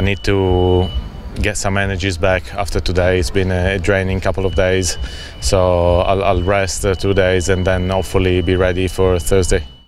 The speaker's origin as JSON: {"language": "English", "country": "Italy", "said": "my home country"}